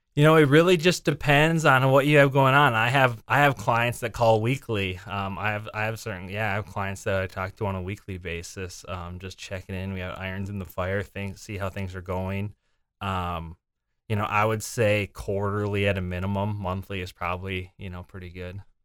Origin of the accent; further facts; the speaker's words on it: Windom, Minnesota, United States; moved away as an adult; also born or lived in Mankato, Minnesota / Sioux Falls, South Dakota; now in Des Moines, United States; I'm originally from Southwest Minnesota, a small town, Wyndham, Minnesota.